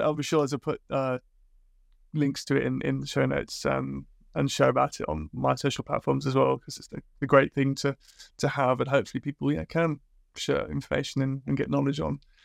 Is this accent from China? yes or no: no; Liverpool, North West England, United Kingdom; moved away; also born or lived in Sweden; growing up in Liverpool